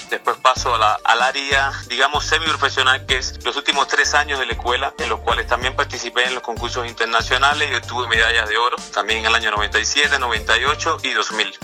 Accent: Cuba; now in Mexico; Yo nací en Cuba, pero me siento mexicano

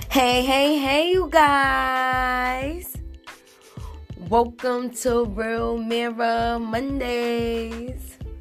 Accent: New York City, New York, United States; I'm from Harlem with two kids

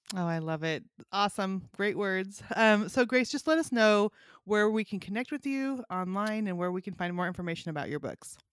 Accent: Northern California, United States; also born or lived in Montana; now in Bible Belt, United States; I grew up in Northern California, lived in Montana for 15 years, and then moved to the Bible Belt

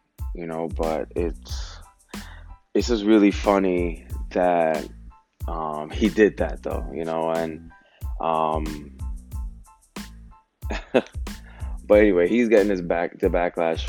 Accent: United States

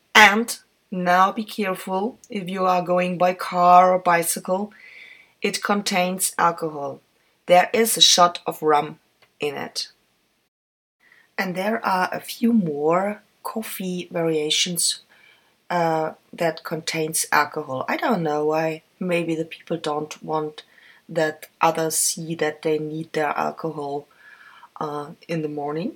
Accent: Vienna, Austria; English is a second language; in an original coffee house here in my hometown

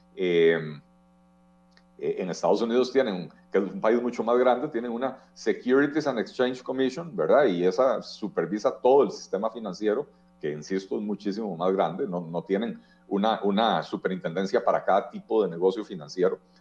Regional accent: Costa Rica

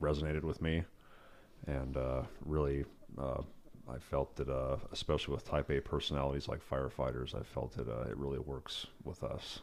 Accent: Yosemite, California, United States; started out in, uh, Yosemite. It's where I grew up

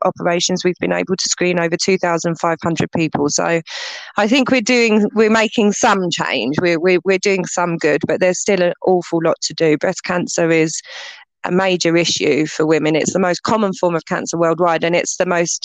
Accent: England, United Kingdom; moved away as an adult; also born or lived in Barbados; now in Malawi; I grew up in England, between England and Barbados

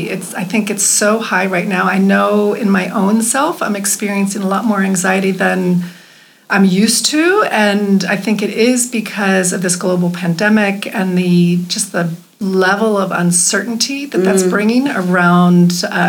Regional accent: United States; moved away; being an American

